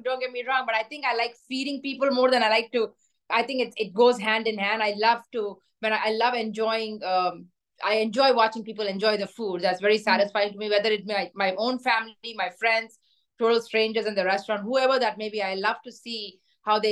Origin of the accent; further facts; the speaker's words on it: Hyderabad, Telangana, India; now in Ballston Spa, United States; my hometown, Hyderabad